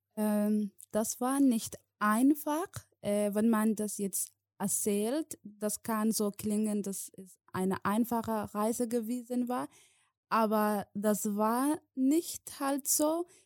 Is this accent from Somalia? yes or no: yes; Somalia; German is a second language; moved away as an adult; now in Germany; ich komme aus Somalia, ich bin seit sieben Jahren in Deutschland, ich bin in Somalia geboren, ich bin äh, bis der achte Klasse äh, in Somalia besucht